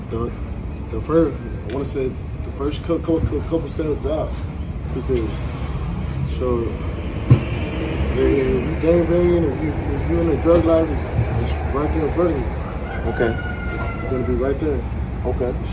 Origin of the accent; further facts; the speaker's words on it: Abilene, Texas, United States; Abilene, Texas.